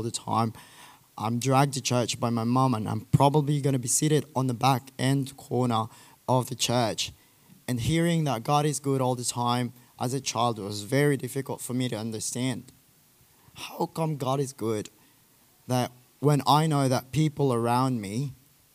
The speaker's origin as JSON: {"language": "English", "country": "Philippines", "said": "I'm from the Philippines"}